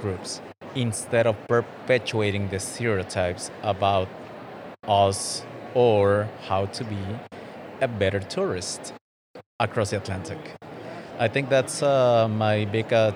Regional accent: Mexico; moved away; growing up in Mexico

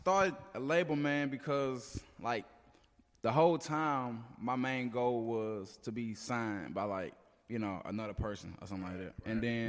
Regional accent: Jackson, Mississippi, United States; also born or lived in Byram / Terry; Oh, I'm originally from North Jackson, but I had like moved to like Byram and Terry.

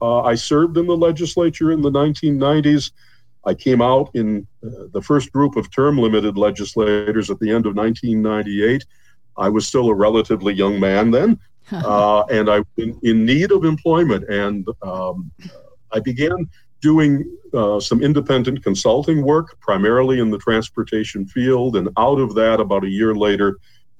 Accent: Owosso, Michigan, United States; my hometown of Owosso

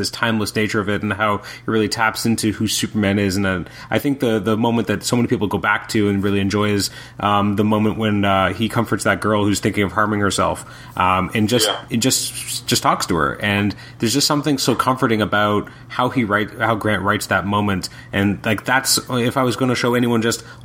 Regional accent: Canada; as a Canadian fan

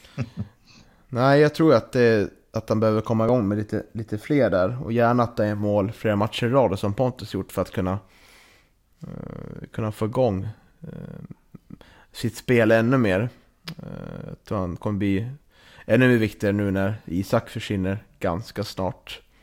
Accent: Norrland, Sweden; vi norrlänningar

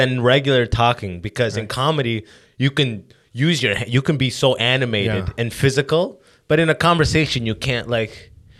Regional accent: California, United States; born there; I was born in California. Why the fuck do I need to have an accent?

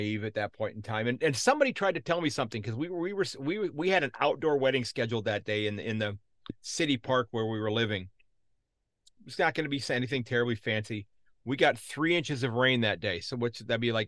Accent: United States; me being an American

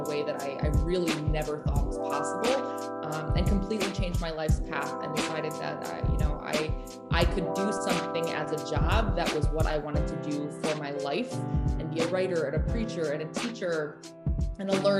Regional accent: Austin, Texas, United States; I was raised in Austin, Texas by my parents

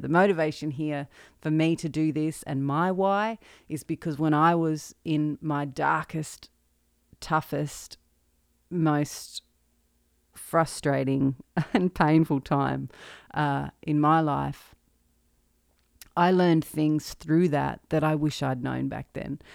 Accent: Maryborough?, central Victoria, Australia; moved away as an adult; now in Nashville, United States; Born and raised in Marupna, central Victoria, and, uh, moved to Nashville in twenty fifteen.

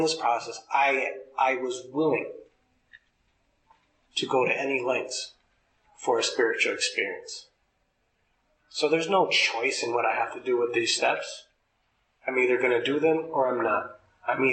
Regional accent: Los Angeles, California, United States; I grew up in Los Angeles

